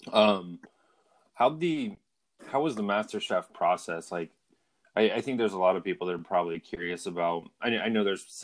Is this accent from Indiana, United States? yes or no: yes; Anderson, Indiana, United States; I'm from I'm from Anderson, so I'm familiar.